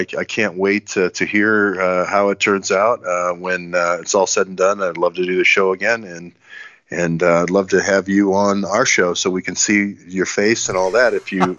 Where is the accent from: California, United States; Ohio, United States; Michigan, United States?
Ohio, United States; Cleveland; born there; I was born in Cleveland, Ohio, not Tel Aviv.